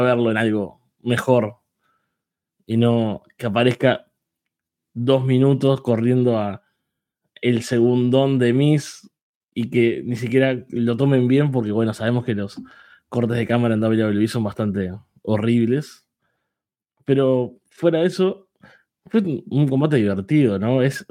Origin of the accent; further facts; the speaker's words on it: Uruguay; soy uruguayo